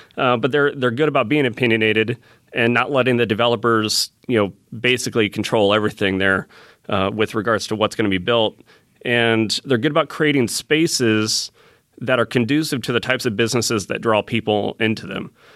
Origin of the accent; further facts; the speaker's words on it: Fort Wayne, Indiana, United States; now in Fishers, United States; I grew up in Fort Wayne